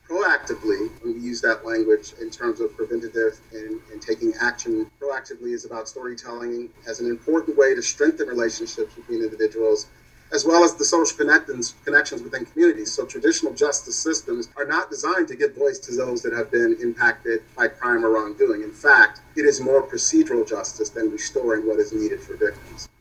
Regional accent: Louisville, Kentucky, United States; moved away as an adult; also born or lived in Yellow Springs, Ohio / Seattle, Washington; now in New York City, United States; My journey to New York started in Louisville, of course, my hometown

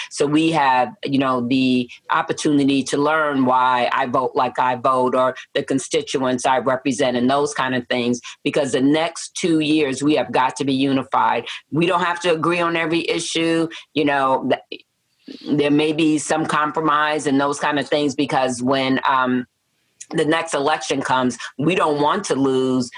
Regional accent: New York City, New York, United States; moved away as an adult; also born or lived in Peoria, Illinois / southern New Jersey; now in Matteson, United States; I was born and raised in Manhattan

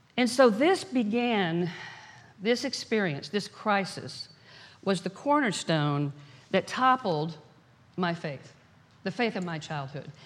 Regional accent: Dallas, Texas, United States; When I was a little girl growing up in Dallas, Texas, raised in a very conservative background

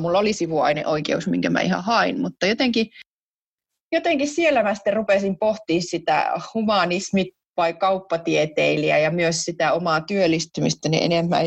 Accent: Jyväskylä, Central Finland, Finland; mä oon Jyväskylästä kotoisin

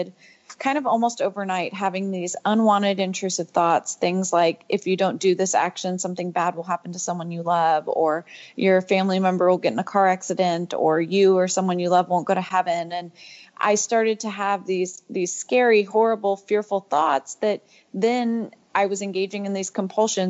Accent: Houston, Texas, United States; I grew up in Houston, Texas

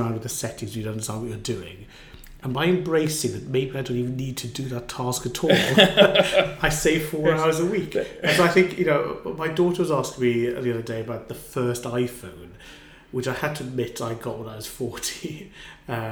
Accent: Wales, United Kingdom; growing up in Wales in the 70s

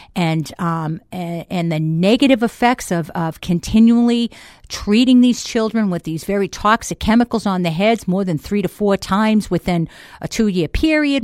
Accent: Boston, Massachusetts, United States; accent: Boston; moved away as an adult; now in Manchester, United States; I'm originally from Boston.

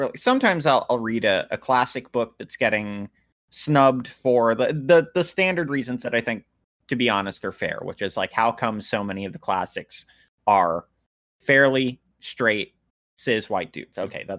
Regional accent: Fredericksburg, Virginia, United States; I'm also from Fredericksburg, and it's this... Oh, like, yes, of course. It's this really small... it's a lot bigger now, but big by its own standards, and that I think it just crossed like 100,000 people maybe a decade ago, and it's maybe around 200,000 now

